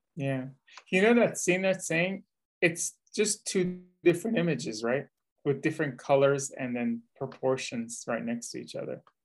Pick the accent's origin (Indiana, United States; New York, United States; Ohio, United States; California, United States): California, United States; the Bay Area; I'm from the Bay Area